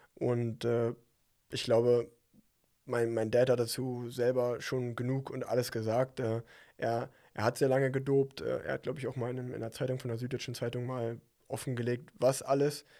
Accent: Unna, North Rhine-Westphalia, Germany; in meiner, meiner Heimatstadt Unna

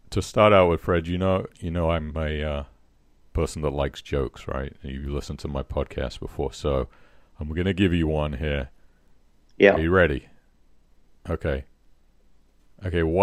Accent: England, United Kingdom; But I'm an Englishman. I should get it.

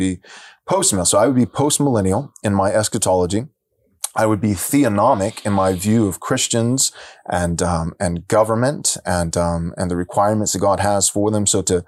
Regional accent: San Diego, California, United States; I come from San Diego. I pastored there for several years.

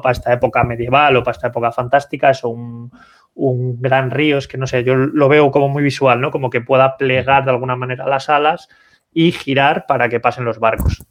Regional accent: Santander, Cantabria, Spain; yo que soy de Santander

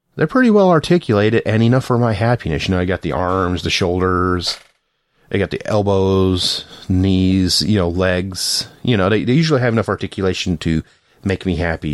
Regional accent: the South, United States; I'm from the South

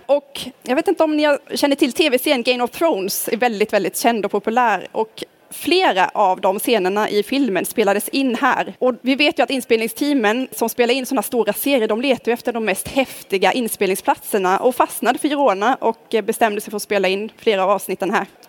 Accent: Karlskrona, Blekinge, Sweden; now in Nynäshamn, Sweden; Jag kommer från Karlskrona som ligger i södra Sverige och bor numera i Stockholm, i Nynäshamn här

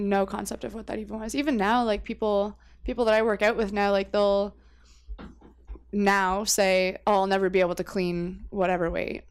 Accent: Windsor, Ontario, Canada; also born or lived in New Brunswick; I was actually born in New Brunswick, which is, like, way that way. But I moved to Windsor when I was a baby

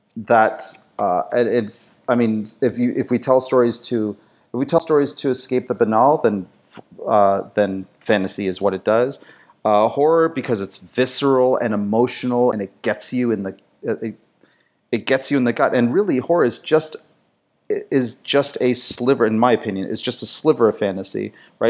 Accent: Canada; I was raised, uh, German, European, and of course being French, uh, being French, being Canadian, we have a lot of French stuff here.

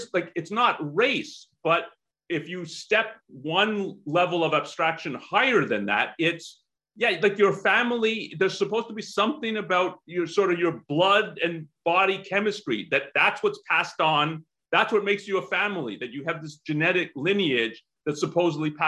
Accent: Canada; I'm from Canada

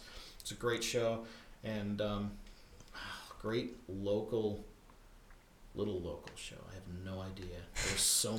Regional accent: Pennsylvania, United States; I'm from Pennsylvania

